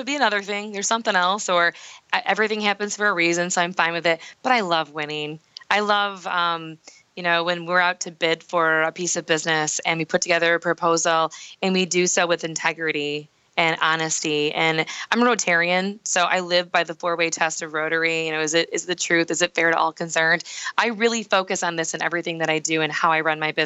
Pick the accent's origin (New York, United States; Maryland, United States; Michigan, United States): Michigan, United States; we work all over the state of Michigan, but my hometown had to be the place where the people understood what I did the best